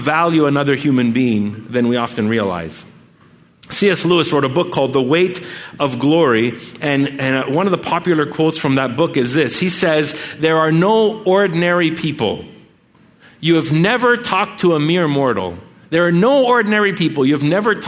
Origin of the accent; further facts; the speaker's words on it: Montreal, Quebec, Canada; we're from Montreal